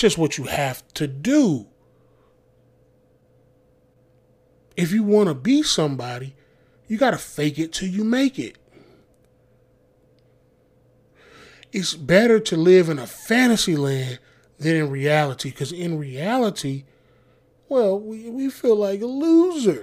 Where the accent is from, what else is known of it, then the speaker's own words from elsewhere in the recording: the South, United States; I grew up in the South